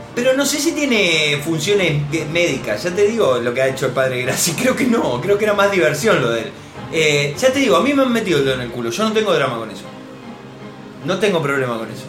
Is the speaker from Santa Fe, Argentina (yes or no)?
yes; Rosario, Santa Fe, Argentina; somos de Rosario